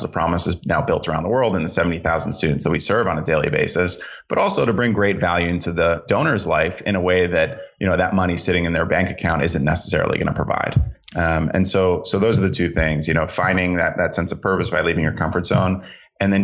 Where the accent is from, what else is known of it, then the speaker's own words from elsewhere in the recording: Greenwich, Connecticut, United States; I grew up in Greenwich, Connecticut. We moved there when I was four.